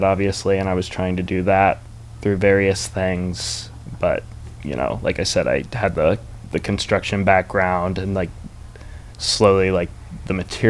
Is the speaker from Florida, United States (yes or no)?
no; Maryland, United States; I'm from Maryland, yeah.